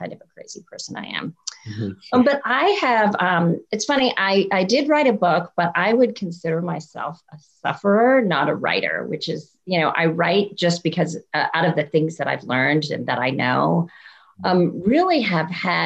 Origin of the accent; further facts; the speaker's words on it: India; I was born in India to Christian parents